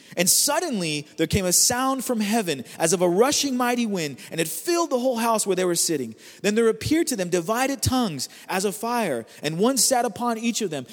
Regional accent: California, United States; I'm just from California

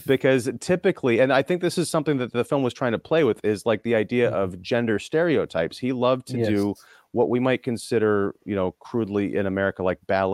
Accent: United States; as an American

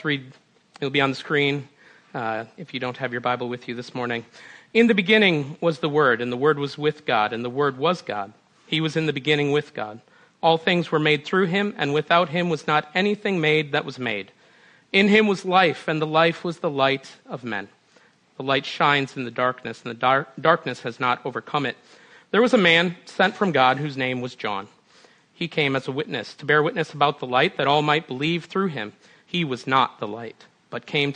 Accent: Minnesota, United States; now in Western New York, United States; I grew up in Minnesota. Sometimes that comes out in the way I pronounce my O's

